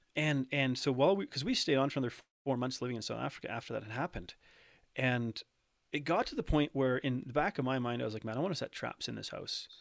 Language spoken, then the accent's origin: English; Canada; I'm, uh, born and raised in Canada